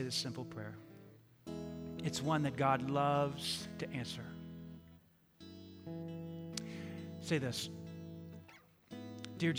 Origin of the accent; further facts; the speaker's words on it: New York City, New York, United States; moved away; I grew up in New York City